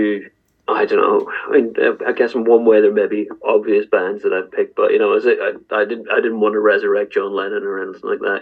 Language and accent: English; Northern Ireland, United Kingdom; growing up in Northern Ireland